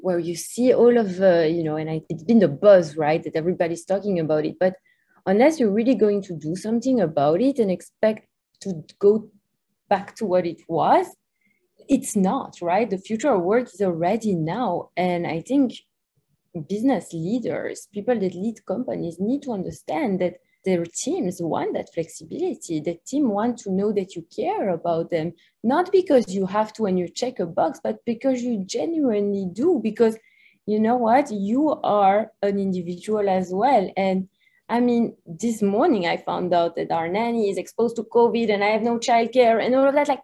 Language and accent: English; Belgium; English is a second language; moved away as an adult; also born or lived in New York; As you can hear from my accent, I'm not from the US, so we're originally from Belgium